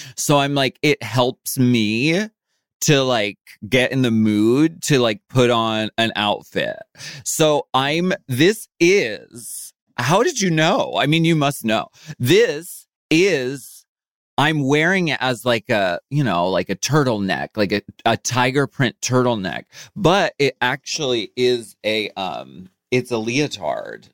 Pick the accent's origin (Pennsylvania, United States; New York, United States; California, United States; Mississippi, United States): Pennsylvania, United States; Erie; moved away; I grew up in Erie, Pennsylvania